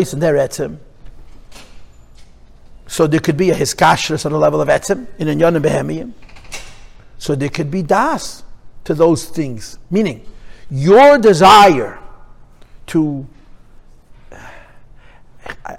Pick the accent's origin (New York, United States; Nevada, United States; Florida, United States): New York, United States; New York City; I'm a Crown Heights boy. I was born and bred in Crown Heights